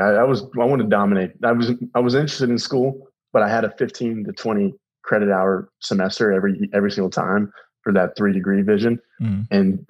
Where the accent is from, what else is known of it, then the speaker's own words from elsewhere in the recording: Tallahassee, Florida, United States; Even though I grew up in Talley